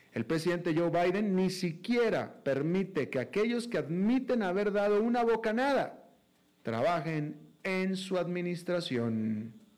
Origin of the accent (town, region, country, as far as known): Mexico; now in United States